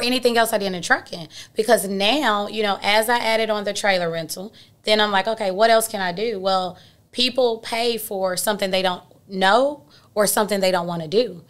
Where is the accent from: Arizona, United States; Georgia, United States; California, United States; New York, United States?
Georgia, United States; Atlanta; I'm born and raised in Atlanta